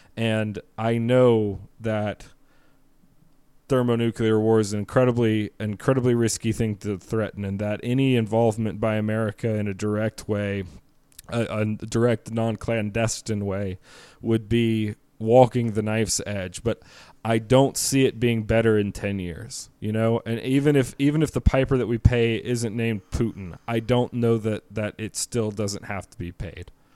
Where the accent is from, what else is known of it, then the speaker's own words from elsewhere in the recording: United States; as an American